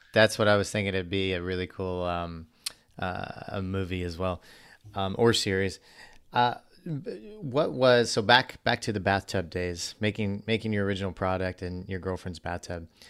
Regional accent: Missouri, United States; I grew up in Missouri

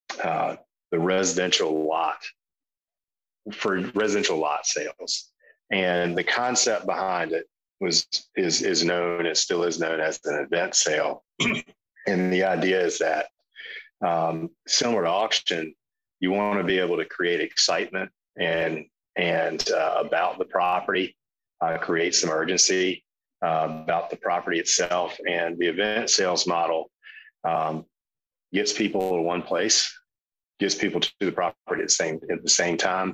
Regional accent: South Carolina, United States; I'm from South Carolina

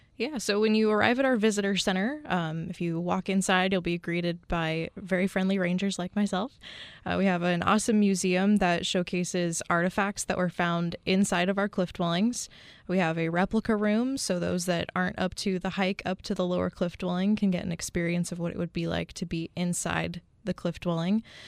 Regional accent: Bay Area near San Francisco, California, United States; moved away as an adult; also born or lived in Hawaii; now in Arizona, United States; born and raised in the, the Bay Area near San Francisco.

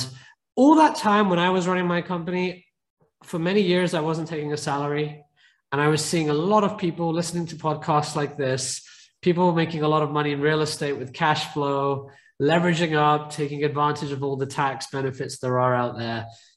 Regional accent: United Kingdom; now in San Francisco, United States; my family originally came to the UK, as you can probably tell by my accent. So they were refugees. And I grew up in quite a poor neighborhood

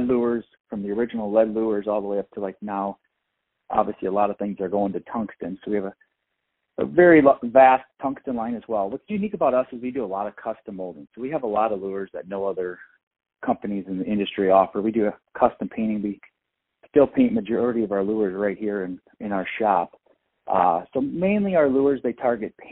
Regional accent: Dubuque, Iowa, United States; I was born and raised in Dubuque, Iowa, and then have since moved down to like the Cedar Rapids, Iowa City corridor

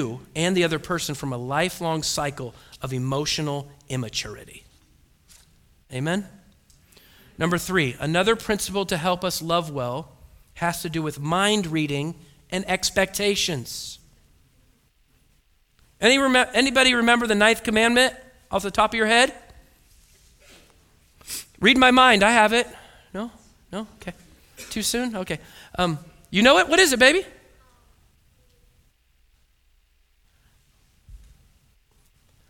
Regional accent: Oregon, United States; I was born and raised in Oregon

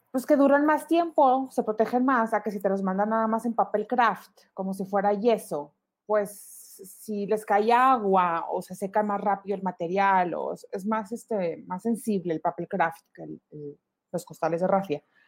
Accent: Monclova, Coahuila, Mexico; now in Monterrey, Mexico; mis papás son de, somos todos de Monclova

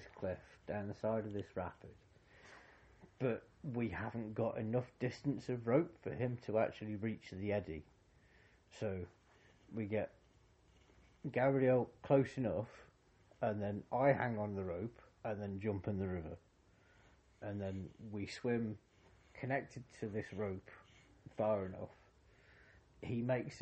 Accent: United Kingdom; as a Brit in Argentina

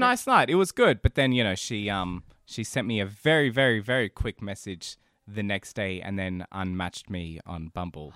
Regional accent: Central Coast, New South Wales, Australia; accent: Australian; also born or lived in Brazil / Sydney; I was four when I moved over here

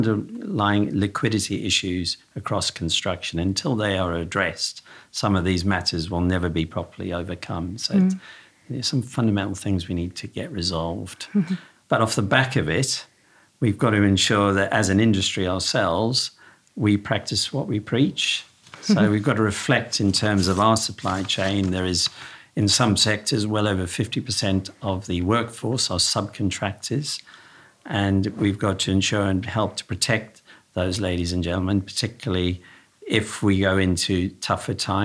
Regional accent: South Africa; accent: slight twang from down south; now in United Kingdom; I was born in South Africa, so I've got a slight twang from down south

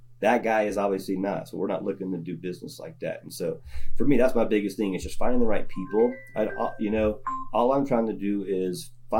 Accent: the South, United States; I'm from the South.

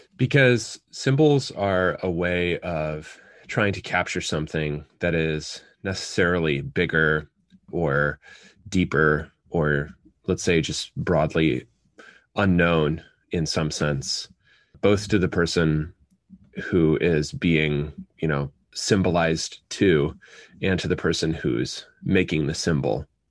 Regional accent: United States; first language English; I'm a native English speaker, as the vast majority of American children are

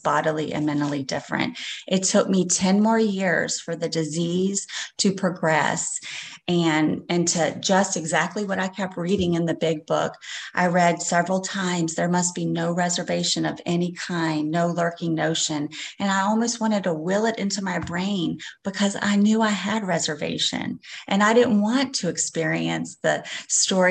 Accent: Slidell, Louisiana, United States; I'm from Slidell, Louisiana

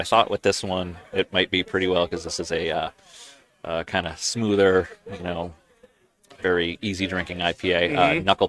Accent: Nashua, New Hampshire, United States; moved away as an adult; also born or lived in New Orleans, Louisiana; I grew up in Nashua, went to UNH, got a degree in film and photography, ended up moving down south to New Orleans for about 10 years

